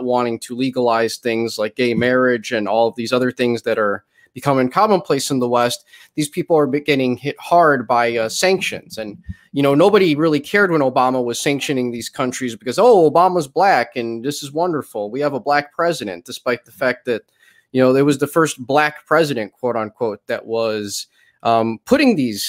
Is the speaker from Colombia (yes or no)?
yes; Colombia; despite the fact that I am a mestizo from Colombia whose parents fled during the drug wars of Pablo Escobar in the 90s.